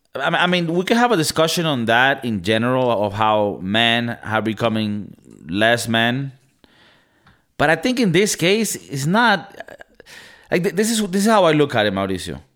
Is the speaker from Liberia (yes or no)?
no; Venezuela; moved away; I'm from Venezuela